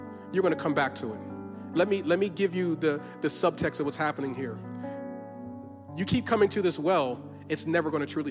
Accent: Philadelphia, Pennsylvania, United States; I'm from Philly

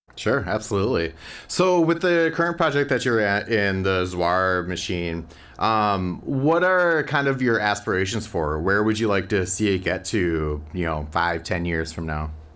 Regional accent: Minneapolis, Minnesota, United States; I too am from the Twin Cities

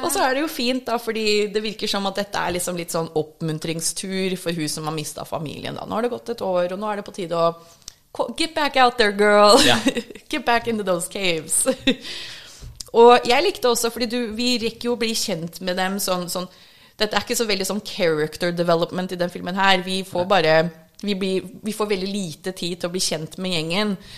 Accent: Minnesota, United States; first language English; Norwegian is a second language; now in Norway; Jeg har vokst opp i Minnesota

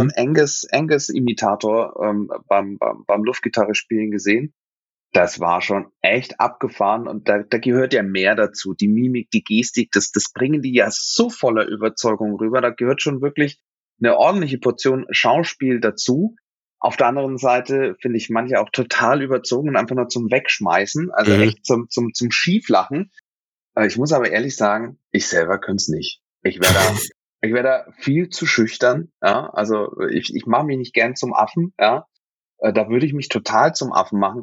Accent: Nuremberg, Bavaria, Germany; ich als, als gebürtiger Nürnberger

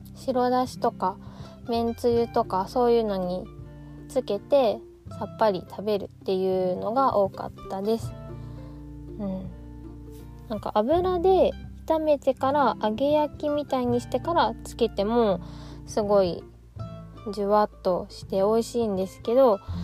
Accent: Ishikawa, Japan; moved away; 私の実家は石川県の、うん、割と山の方にあるんですけど

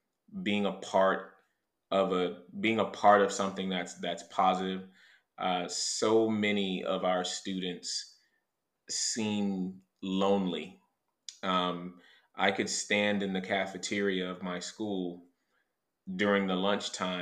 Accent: Fort Pierce, Florida, United States; moved away as an adult; now in San Antonio, United States; I was born and raised in Fort Pierce, Florida, a little small town in South Florida

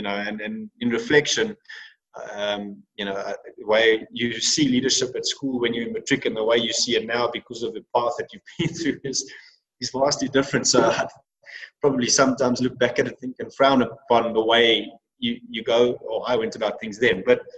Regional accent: England, United Kingdom; because of the fact that I was English and I was a leader from the English side of things.

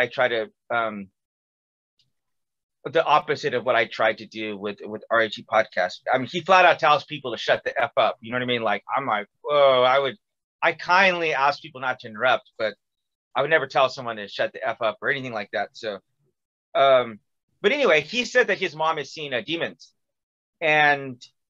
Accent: California, United States; moved away as an adult; also born or lived in Missouri; I was from California, but went to school in Missouri

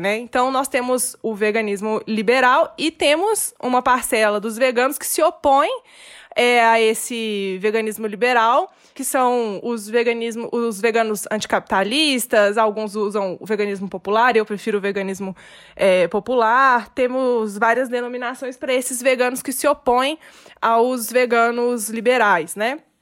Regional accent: Minas Gerais, Brazil; accent: mineirês; eu sou mineira, ah, aqui todo mundo come muito queijo

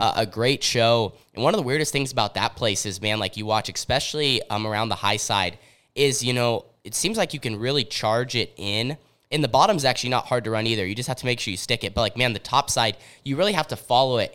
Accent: Southern Oregon, United States; we're, we're from Southern Oregon.

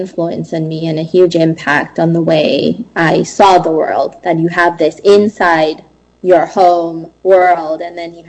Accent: United States; I am a first-generation immigrant growing up in America. I came here at a very, very young age with my parents

